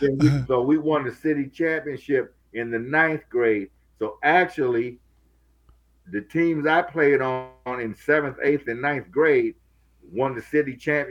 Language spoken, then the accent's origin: English; Minneapolis, Minnesota, United States; Minneapolis, Minnesota.